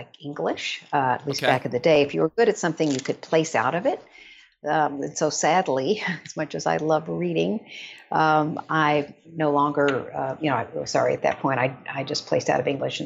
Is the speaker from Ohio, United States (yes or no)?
no; Odessa, Texas, United States; I grew up in Odessa, Texas, which is sort of midway between Dallas